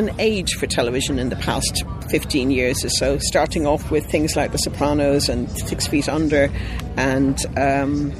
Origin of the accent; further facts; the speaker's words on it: Ireland; I'm Irish